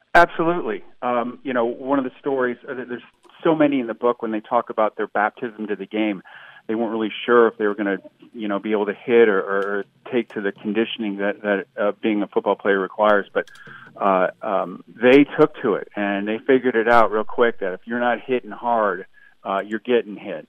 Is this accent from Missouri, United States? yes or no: no; Toledo, Ohio, United States; I grew up in Toledo, Ohio